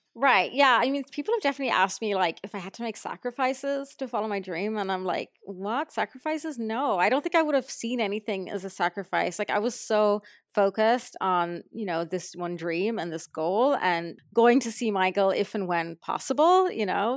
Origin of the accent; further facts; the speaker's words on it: Ireland; now in Los Angeles, United States; I was from Ireland